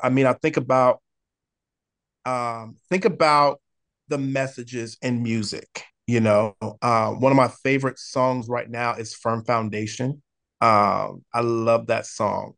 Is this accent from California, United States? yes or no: yes; San Diego, California, United States; also born or lived in Oceanside, California; I grew up in the most amazing city in the entire world, and I'm not biased just because I live here, but in sunny San Diego, California